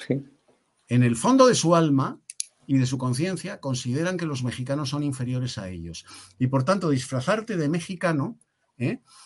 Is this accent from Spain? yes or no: yes; Spain; Yo me siento como español orgullosísimo